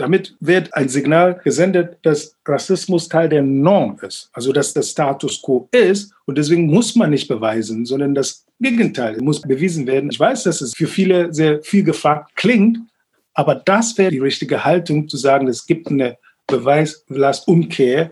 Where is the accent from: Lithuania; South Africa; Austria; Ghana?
Ghana; now in Berlin, Germany; in Ghana, wo ich aufgewachsen bin